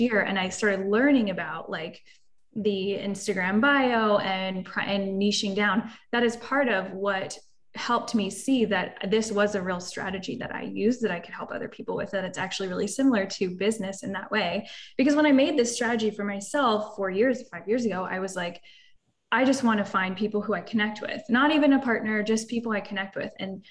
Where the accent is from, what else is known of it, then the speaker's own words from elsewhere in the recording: Florida, United States; we're both from Florida